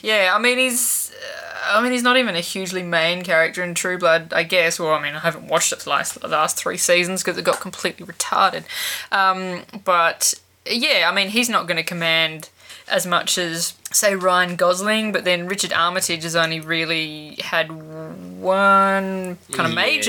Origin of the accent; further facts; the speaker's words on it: Australia; as a fellow Australian